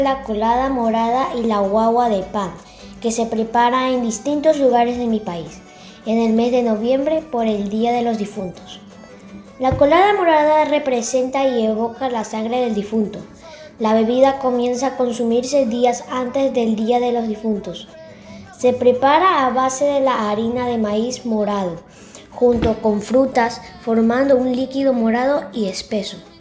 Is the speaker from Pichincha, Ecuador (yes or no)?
no; Guayaquil, Guayas, Ecuador; tengo 11 años, soy de Guayaquil, Ecuador.